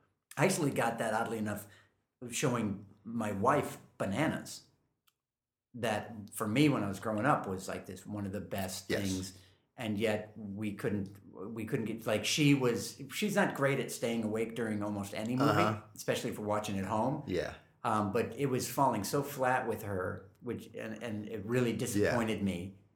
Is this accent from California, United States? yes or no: yes; California, United States; now in New York, United States; But I moved out from California, and before I did, my whole family got together and we went out to dinner